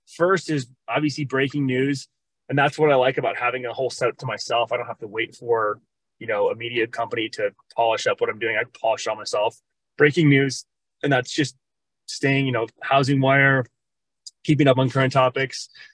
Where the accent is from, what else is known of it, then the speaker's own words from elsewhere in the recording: Minnesota, United States; also born or lived in Arizona; now in Cave Creek, United States; I am originally from Minnesota